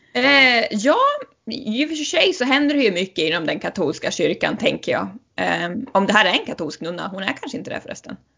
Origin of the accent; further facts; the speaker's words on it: Sweden; som svensk